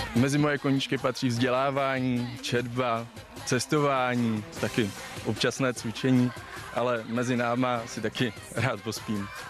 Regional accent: Ústí nad Labem, Ústí nad Labem Region, Czechia; Pocházím z Ústí nad Labem

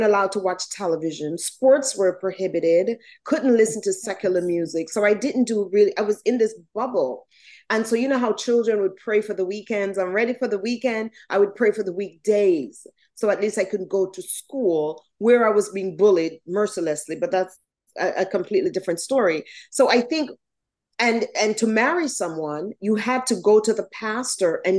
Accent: Jamaica; now in United States; So I was born in Jamaica, West Indies. I was raised by my grandmother and step-grandfather, and my parents were here in the States

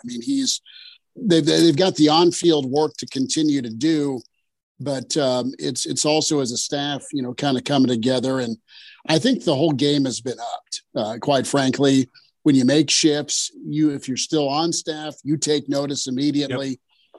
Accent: Kearney, Nebraska, United States; I'm from Kearney and don't need a green jersey, right?

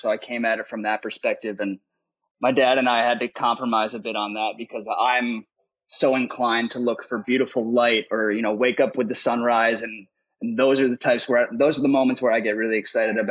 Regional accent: United States; as an American

